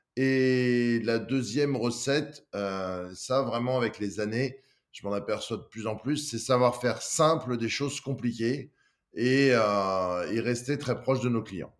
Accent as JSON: {"language": "French", "town": "Lyon", "region": "Auvergne-Rhône-Alpes", "country": "France", "said": "je suis de Lyon"}